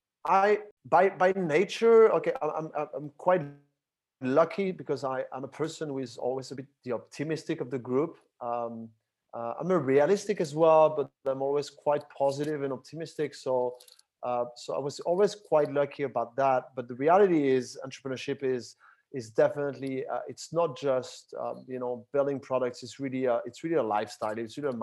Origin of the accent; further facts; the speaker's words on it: Paris, Île-de-France, France; now in Barcelona, Spain; I'm originally from France, from Paris. But was, you know, most of my life spent it outside of France, and in different countries in Europe and outside of Europe. And I currently live in Barcelona, Spain